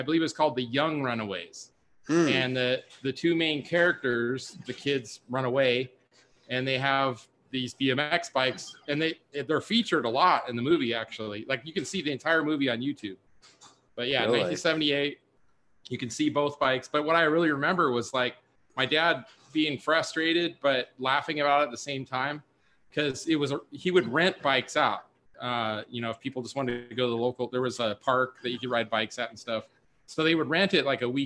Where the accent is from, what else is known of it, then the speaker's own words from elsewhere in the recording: Burbank, California, United States; I grew up in Burbank in Southern California, kind of near the studios